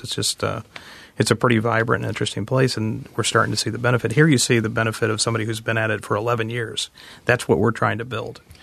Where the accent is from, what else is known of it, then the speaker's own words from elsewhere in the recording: Butler County, Ohio, United States; moved away as an adult; also born or lived in Washington, D.C.; I grew up in Butler County and I moved away and spent most of my adult life in the traffic of Washington, D C.